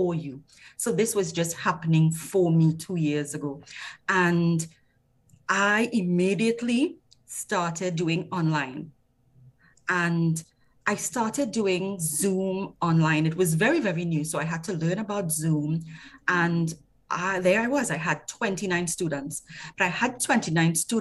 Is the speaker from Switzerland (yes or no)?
no; Trinidad & Tobago; I'm from Trinidad and Tobago